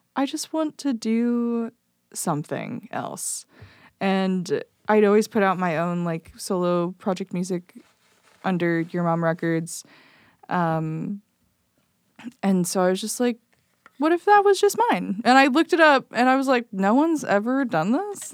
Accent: Belleville, Illinois, United States; moved away as an adult; also born or lived in Decatur, Illinois; now in Chicago, United States; I grew up in, um, Belleville, Illinois, which is, like, right next to Saint Louis

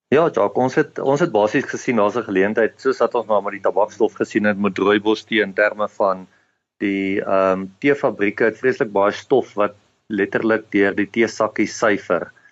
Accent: Adelaide, Eastern Cape, South Africa; ek het in die Oos-Kaap groot geword in 'n klein dorp met die naam van Adelaide

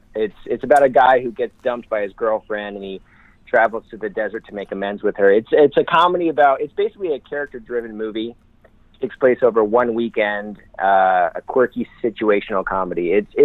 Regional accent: Illinois, United States; moved away; I went back to my hometown, Illinois.

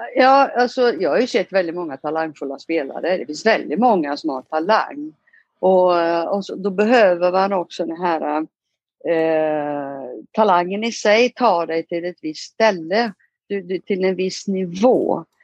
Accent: Ulricehamn, Västra Götaland, Sweden; moved away as an adult; also born or lived in Italy; now in Rio de Janeiro, Brazil; Vi flyttar in till Ulricehamn sen och så går jag skola där

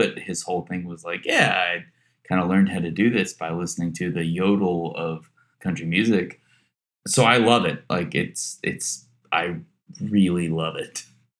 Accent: East Tennessee, United States; growing up in East Tennessee

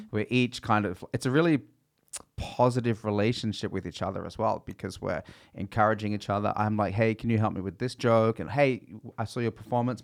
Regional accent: Australia; moved away; I grew up in Australia

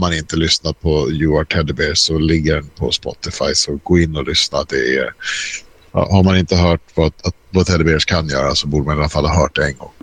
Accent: Stockholm, Stockholm County, Sweden; Jag är uppvuxen i Skarpnäck, gick i skolan i Bagarmossen

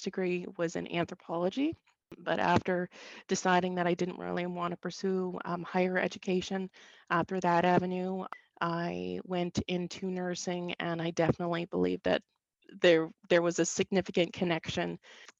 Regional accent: Saint John, New Brunswick, Canada; I grew up in St. John, New Brunswick, on the kind of the outskirts of the city.

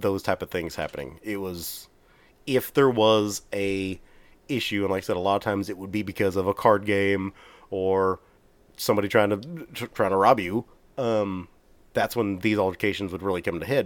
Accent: Texas, United States

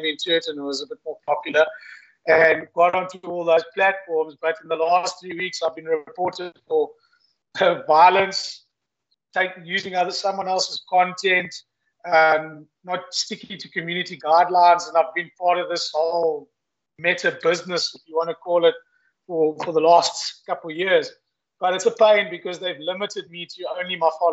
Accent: Eastern Cape, South Africa; Growing up in the Eastern Cape, avid houndsman, hunting bush pig with my father and uncle

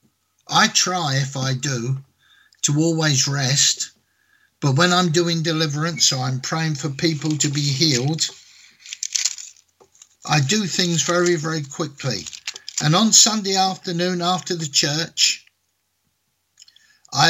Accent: England, United Kingdom; in England, my home country

